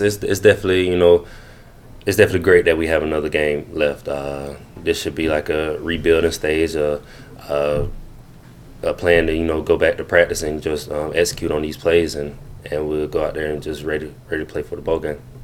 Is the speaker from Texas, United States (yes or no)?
no; Greenwood, South Carolina, United States; growing up in Greenwood